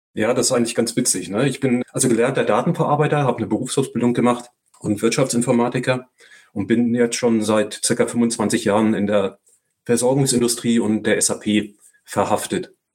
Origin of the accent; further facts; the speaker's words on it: Northern Germany, Germany; now in Walldorf, Germany; Sagt man hier unten normalerweise nicht, aber ich bin Norddeutscher